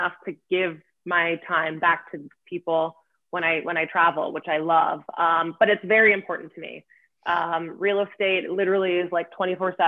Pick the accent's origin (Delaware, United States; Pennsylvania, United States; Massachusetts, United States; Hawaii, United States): Pennsylvania, United States; Lancaster; now in New York, United States; I'm from Lancaster, Pennsylvania. I live in New York